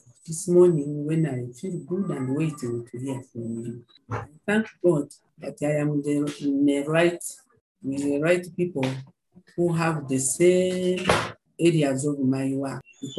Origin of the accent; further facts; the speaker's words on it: Mombasa, Mombasa County, Kenya; now in Uganda; And I came from Mombasa.